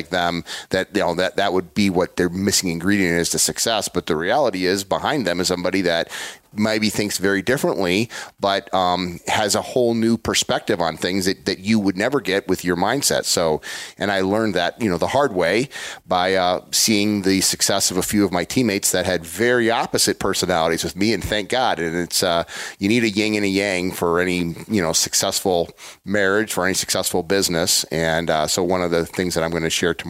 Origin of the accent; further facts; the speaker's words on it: Illinois, United States; also born or lived in Ohio; I'm from Illinois